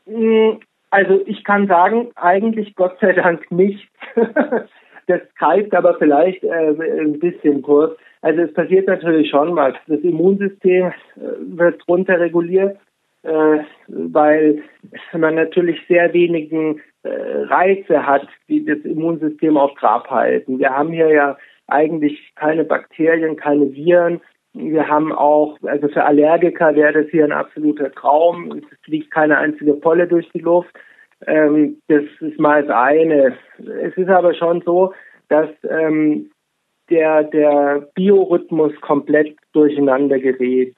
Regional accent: Munich, Bavaria, Germany; moved away; ich komme aus München

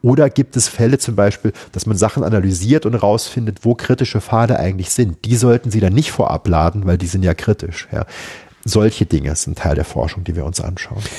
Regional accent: Saarbrücken, Saarland, Germany; Ich bin in Saarbrücken groß geworden

